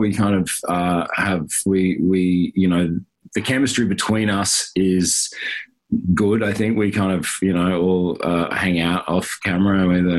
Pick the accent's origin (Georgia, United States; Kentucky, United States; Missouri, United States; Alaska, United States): Missouri, United States; now in Los Angeles, United States; I'm actually from Missouri, but I feel like the Aussie thing gets me more ladies, you know what I'm talking about. This is my stupid Queensland through drama school, living in LA for 13 years accent.